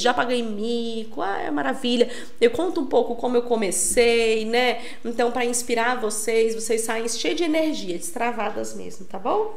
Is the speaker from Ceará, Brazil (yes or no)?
no; São Paulo, Brazil; moved away as an adult; also born or lived in Recife; Eu sou de São Paulo, eu morei em Recife 11 anos, estou de volta em São Paulo.